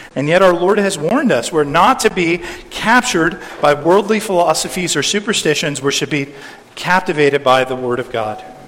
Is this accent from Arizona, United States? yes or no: no; California, United States; in my home state of California